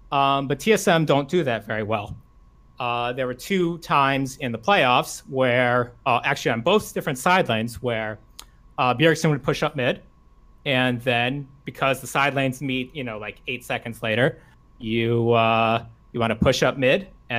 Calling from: Rockville, Maryland, United States; I'm calling from Rockville, Maryland.

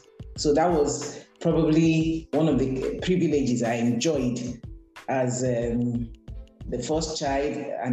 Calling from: Lagos, Nigeria; I'm speaking from Lagos, Nigeria.

